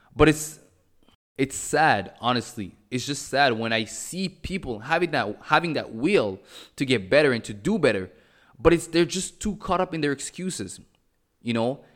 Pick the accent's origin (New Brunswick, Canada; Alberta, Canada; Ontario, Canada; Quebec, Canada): Quebec, Canada; Montreal; moved away as an adult; also born or lived in Cameroon; now in Mexico; I was born in Cameroon. I was raised in Montreal. I currently live in Mexico